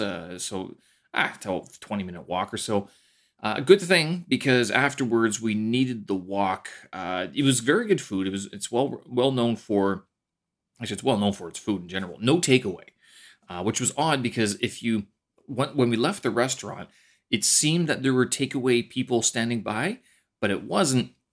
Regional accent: Canada; moved away as an adult; now in China; my Canadian winters, especially my hometown

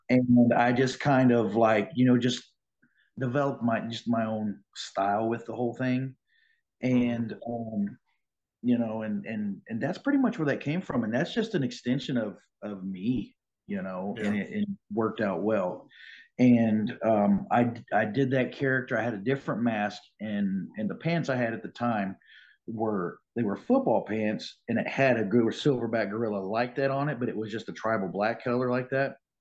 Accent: Springfield, Missouri, United States; I grew up here in Springfield. I was born here, and uh, went to school Central High School.

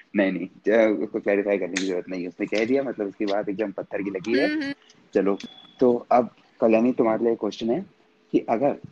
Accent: Tehri Garhwal, Uttarakhand, India; मैं पहाड़ी आदमी हूँ

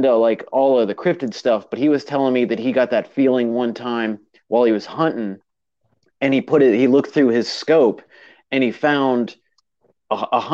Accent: North Carolina, United States; born or raised there

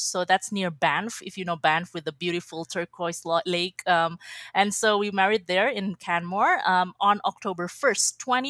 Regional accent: Indonesia; now in Edmonton, Canada; I'm from Indonesia. And I'm recently married, and now I reside in Edmonton, so I'm in Canada, actually.

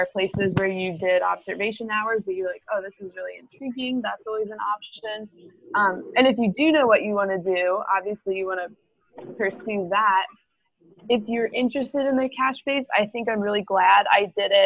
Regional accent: Maryland, United States; moved away; I'm actually from Maryland

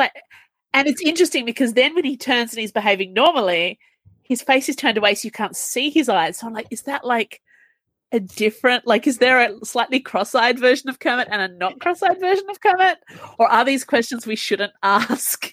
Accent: Australia; as an Australian

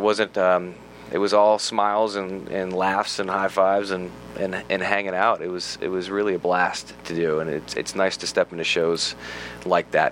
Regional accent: United States; being an American actor

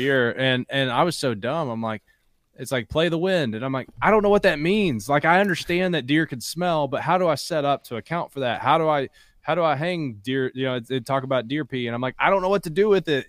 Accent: Bell County, Kentucky, United States; also born or lived in Harlan, Kentucky; I was born in Harlan, grew up in Bell

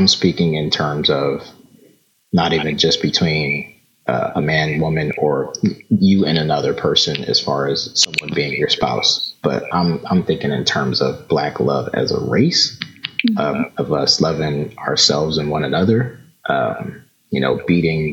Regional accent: Philadelphia, Pennsylvania, United States; also born or lived in Hampton, Virginia; born and raised in Philly.

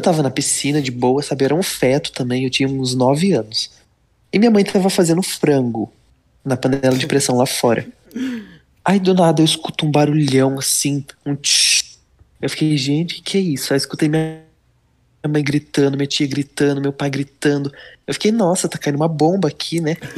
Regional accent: Leme, São Paulo, Brazil; Leme, São Paulo, interior.

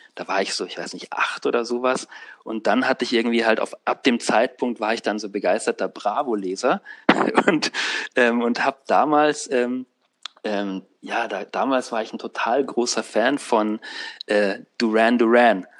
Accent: Unterschleißheim, Bavaria, Germany; unter Schleißheim so, ähm, wo ich aufgewachsen bin

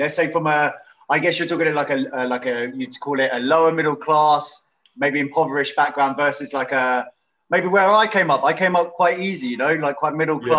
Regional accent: London, United Kingdom

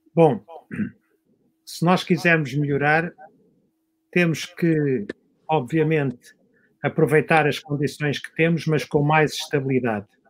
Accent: Algés, Lisbon, Portugal; Eu nasci em Algés. Quem nasci em Algés tinha que aprender a nadar

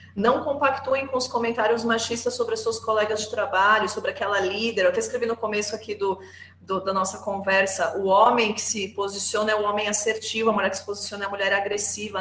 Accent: Brazil; sou brasileira

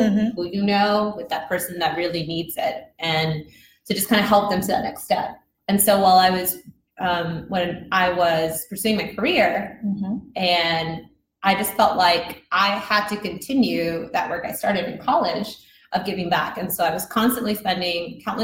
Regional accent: Houston, Texas, United States; also born or lived in Mexico; I'm originally from Mexico, but I'm not really allowed to tell people I'm from Mexico anymore if I've been here since I was like 2-3 years old, but I still do it. And I grew up in the south side of Houston

